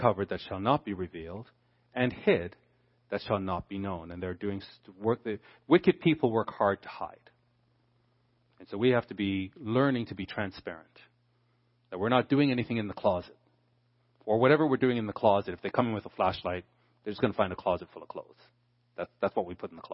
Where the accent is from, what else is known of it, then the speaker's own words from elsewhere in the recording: Canada; Being a Canadian